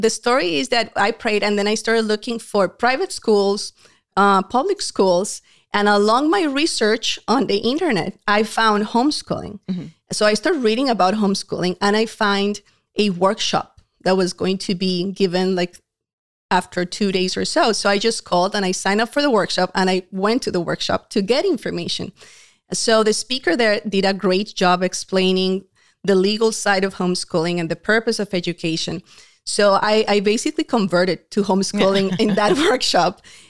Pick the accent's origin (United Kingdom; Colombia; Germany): Colombia; moved away; We are a Hispanic family. My husband is from Uruguay originally. I came from Colombia. More than 20 years ago, we moved to this country and we met at church.